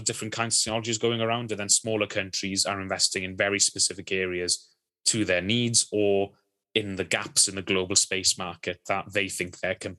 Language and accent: English; Wales, United Kingdom; I'm Welsh